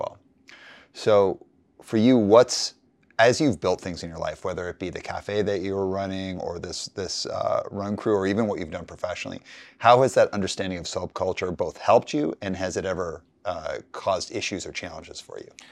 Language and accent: English; Calgary, Alberta, Canada; I grew up in Calgary